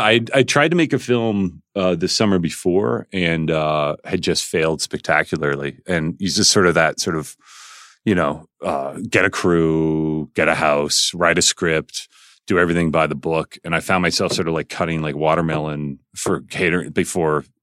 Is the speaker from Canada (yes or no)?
yes; Calgary, Alberta, Canada; I was growing up in Calgary